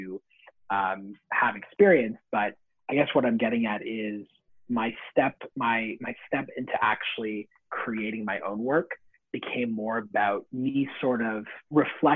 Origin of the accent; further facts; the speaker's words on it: Vaughan, Ontario, Canada; also born or lived in Toronto; I didn't grow up in Toronto. I grew up in Vaughan. So that's a small city just north of Toronto